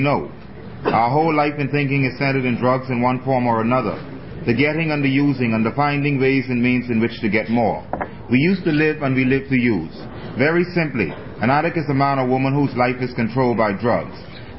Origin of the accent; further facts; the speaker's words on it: Bahamas; Hi, everybody. … I'm a dopamine from the Bahamas.